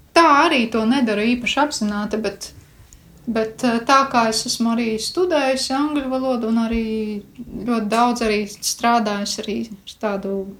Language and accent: Latvian; Krāslava, Latvia; no krāslos